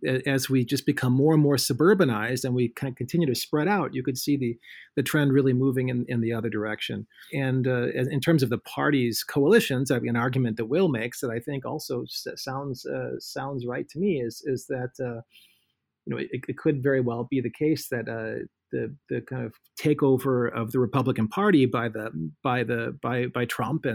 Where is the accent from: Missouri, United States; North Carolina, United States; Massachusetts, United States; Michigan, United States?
Missouri, United States; St. Louis; my hometown of St. Louis